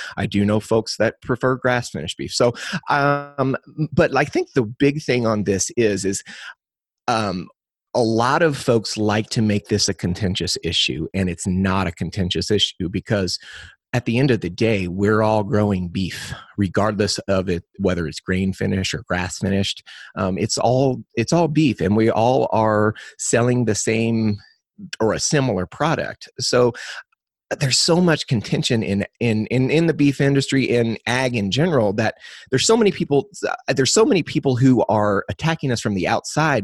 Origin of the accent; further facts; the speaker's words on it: Crawford County, Missouri, United States; I was born and raised in Crawford County, Missouri